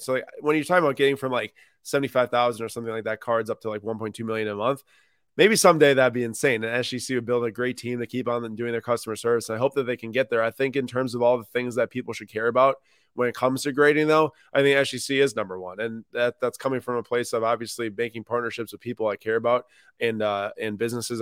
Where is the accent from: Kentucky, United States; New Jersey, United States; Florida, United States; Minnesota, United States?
Minnesota, United States; also born or lived in Madison, Wisconsin; Minnetonka High School was one of the best public schools in the area where I grew up in Minnesota